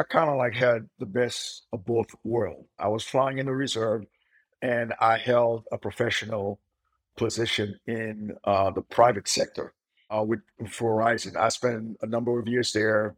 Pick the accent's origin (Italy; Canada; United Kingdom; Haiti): Haiti; now in United States; I grew up in Haiti